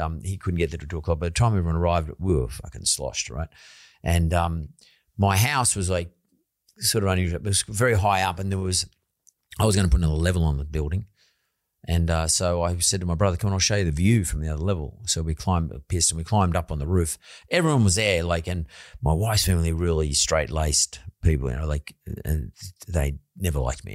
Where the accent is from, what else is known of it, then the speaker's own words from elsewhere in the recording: Sydney, New South Wales, Australia; I come from Punch Bowl